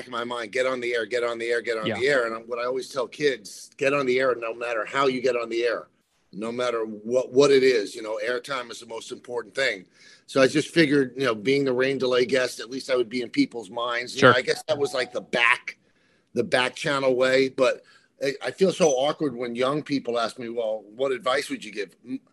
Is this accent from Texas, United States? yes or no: no; New York City, New York, United States; accent: South Bronx; I was born in the South Bronx, and the South Bronx was in my voice